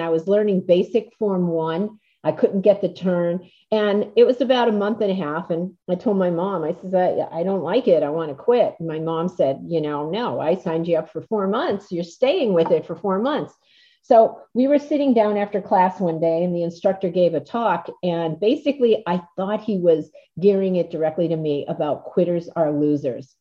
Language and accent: English; Scranton, Pennsylvania, United States; I was from Scranton